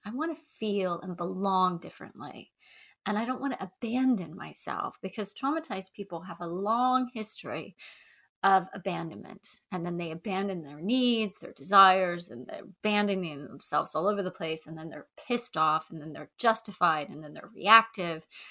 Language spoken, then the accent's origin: English; the South, United States; accent: Southern; moved away; I grew up in the South, so if I start to slide into a Southern accent